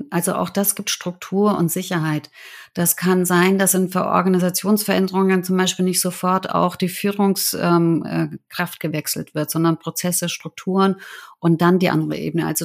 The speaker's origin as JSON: {"language": "German", "country": "Germany", "tie": "born or raised there", "also_born_or_lived": "New York / Beijing / Shanghai", "said": "Meine Eltern sind ja Ungarn. Ich bin in Deutschland geboren und aufgewachsen."}